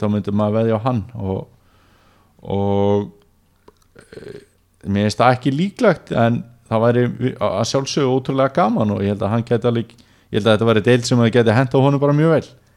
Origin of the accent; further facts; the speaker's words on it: Neskaupstaður, Eastern Region, Iceland; moved away; ég hef verið í heimabænum mínum Neskjöpstað